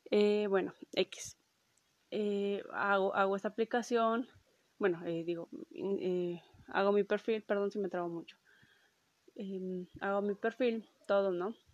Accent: Mexico; Este, soy de México, tú de dónde eres, ¿no?

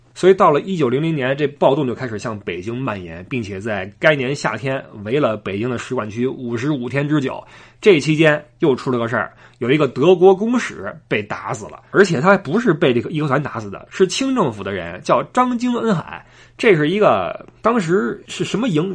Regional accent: China; 我们这个日渐强大的祖国

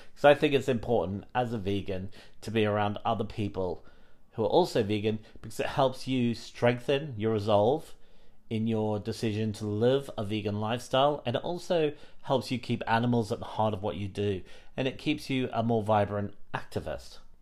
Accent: Australia; now in United Kingdom; I grew up in Australia

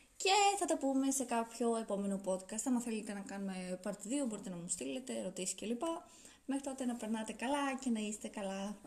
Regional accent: Athens, Attica, Greece; Εγώ γεννήθηκα στην Αθήνα

